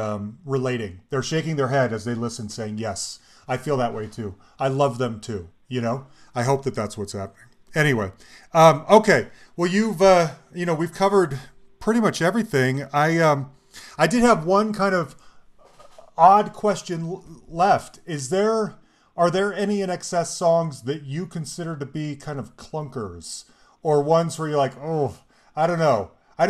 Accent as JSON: {"language": "English", "region": "Utah", "country": "United States", "tie": "born or raised there", "said": "I grew up in Utah"}